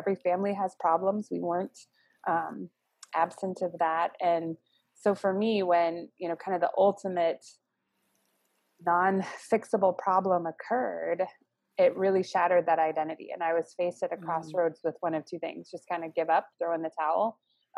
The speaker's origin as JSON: {"language": "English", "town": "Phoenix", "region": "Arizona", "country": "United States", "tie": "born or raised there", "also_born_or_lived": "Scottsdale, Arizona", "moved": "as an adult", "lives_now": "Chicago, United States", "said": "we grew up in Phoenix and then Scottsdale area. went to high school in Arizona, graduated from Arizona State. So Arizona is like home for me."}